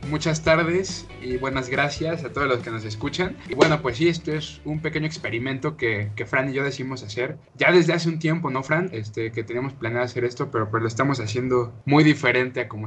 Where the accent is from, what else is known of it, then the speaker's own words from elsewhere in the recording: Mexico; estoy de acuerdo que somos mexicanos, somos los güeyes que comen tacos de intestino.